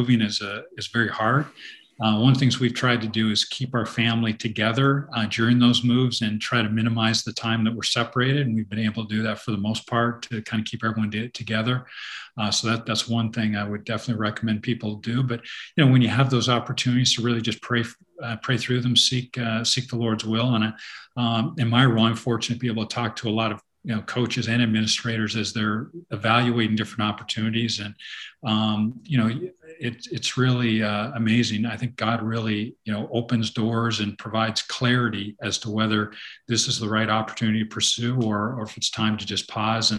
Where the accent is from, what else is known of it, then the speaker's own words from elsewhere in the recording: Canada; moved away as an adult; now in United States; I grew up in Canada